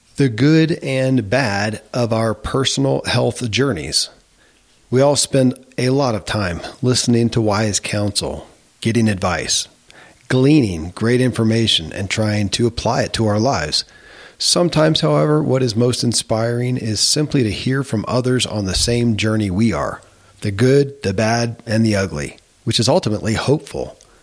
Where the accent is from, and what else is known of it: Kentucky, United States; born or raised there; moved away as an adult